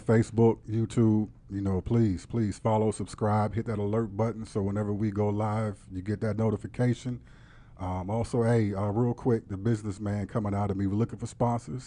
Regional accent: Warren, Ohio, United States; moved away; also born or lived in Sharon, Pennsylvania; in Warren, Ohio, where I'm from

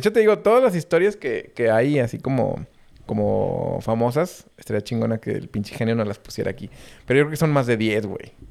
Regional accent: Mexico; Como mexicanos

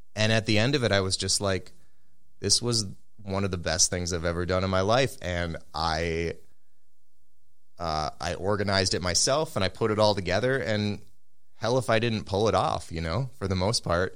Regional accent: Minneapolis, Minnesota, United States; I grew up around here in the Twin Cities

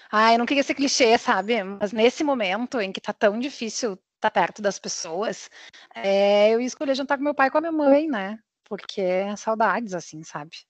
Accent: Porto Alegre, Rio Grande do Sul, Brazil; now in Rio de Janeiro, Brazil; É, eu sou natural de Porto Alegre e atualmente eu moro no Rio de Janeiro, na cidade maravilhosa.

